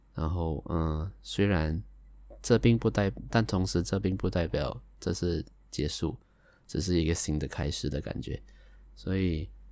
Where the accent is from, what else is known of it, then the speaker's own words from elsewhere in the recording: Malaysia; 我来自马来西亚